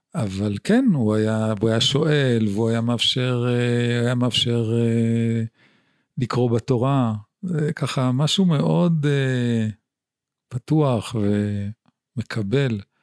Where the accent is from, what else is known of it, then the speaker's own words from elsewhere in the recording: Jerusalem, Jerusalem District, Israel; also born or lived in Haifa / Safed; ואני נולדתי בחיפה, לאחר מכן עברנו לצפת, אבל בעצם עיקר הילדות שלי היא מירושלים בשכונת בית וגן. מגיל חמש